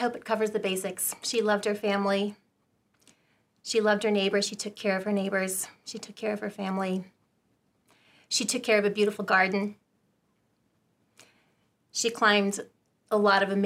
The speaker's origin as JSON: {"language": "English", "region": "Southern California", "country": "United States", "tie": "born or raised there", "said": "I was raised in Southern California"}